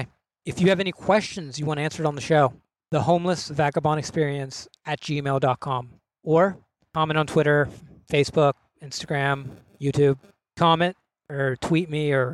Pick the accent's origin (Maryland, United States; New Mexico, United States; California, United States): Maryland, United States; Cumberland; moved away; I'm from Cumberland, Maryland